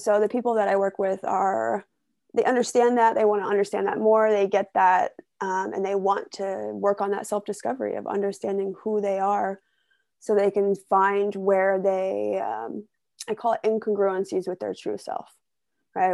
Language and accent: English; Ohio, United States; moved away; I grew up in Ohio in a small town